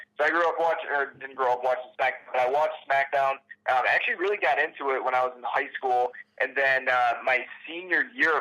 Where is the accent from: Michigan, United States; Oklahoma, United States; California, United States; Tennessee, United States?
Michigan, United States; now in Toledo, United States; I'm originally from Michigan, but now that I'm in Ohio, I'm like right off the lake, probably about 30 minutes from the lake.